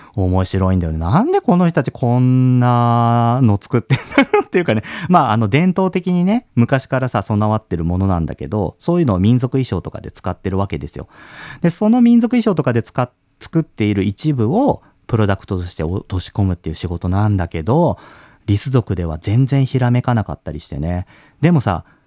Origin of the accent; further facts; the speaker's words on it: Kagoshima, Japan; moved away; 小さい頃鹿児島に住んでてさ